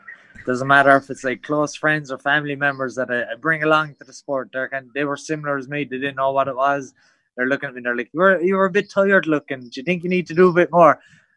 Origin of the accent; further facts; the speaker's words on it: County Cork, Munster, Ireland; moved away as an adult; now in Thailand; I'm from Muay, it's well down the road. It's like, it's country basically to the city.